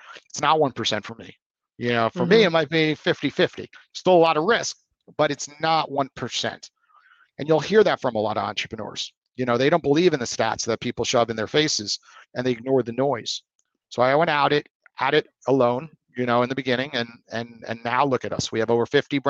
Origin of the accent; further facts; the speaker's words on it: New York, United States; I'm from New York.